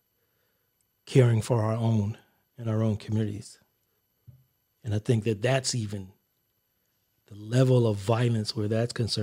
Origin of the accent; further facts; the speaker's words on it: New York City, New York, United States; now in Texas, United States; I grew up in the South Bronx